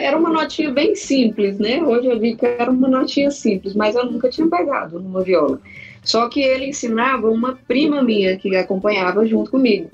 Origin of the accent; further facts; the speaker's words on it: Brasília, Federal District, Brazil; also born or lived in Urucuia, Minas Gerais; Eu sou nascida em Brasília